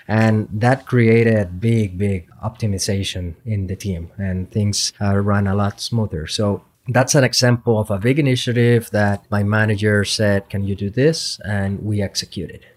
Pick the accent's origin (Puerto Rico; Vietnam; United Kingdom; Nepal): Puerto Rico; moved away as an adult; also born or lived in Madison, Wisconsin; I am originally from Puerto Rico, went to school at the University of Puerto Rico